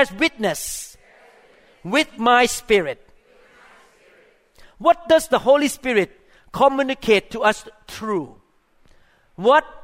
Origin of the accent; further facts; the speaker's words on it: Thailand; moved away; I grew up in Thailand